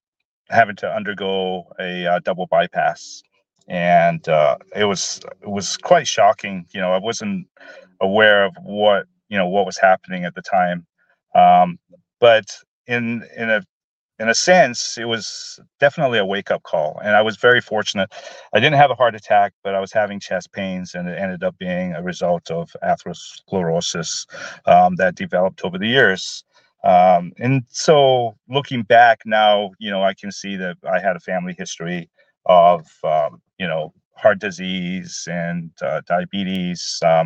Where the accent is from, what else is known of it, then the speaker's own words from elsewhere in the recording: Glasgow, Scotland, United Kingdom; born there; now in Portland, United States; originally, I was born in Glasgow, Scotland, lived in Portland for probably over 40 years now.